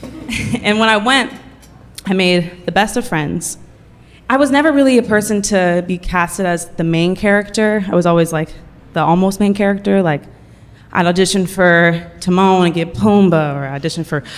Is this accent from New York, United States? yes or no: no; Oakland, California, United States; I'm from Oakland